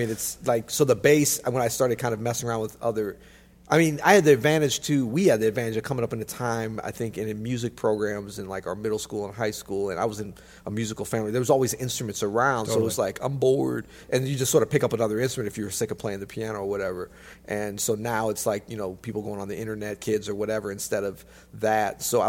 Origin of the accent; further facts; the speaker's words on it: Florida, United States; born there; I was not born in the snow. I was born in Florida, in fact.